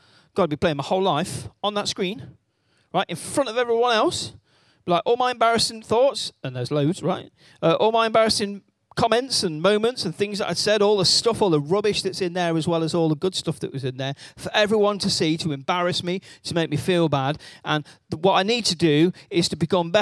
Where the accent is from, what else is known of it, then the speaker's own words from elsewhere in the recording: Wales, United Kingdom; I am Welsh